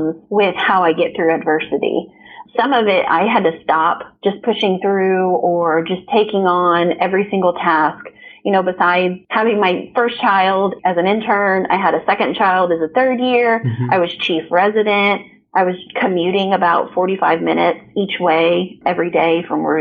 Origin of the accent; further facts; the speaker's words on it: Evansville, Indiana, United States; also born or lived in Kansas City; my hometown in Evansville, Indiana